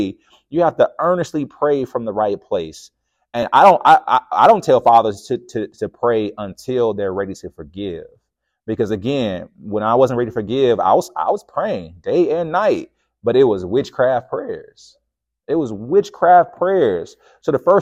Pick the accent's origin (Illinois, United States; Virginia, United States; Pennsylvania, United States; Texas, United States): Illinois, United States; Chicago; I'm from the South Side of Chicago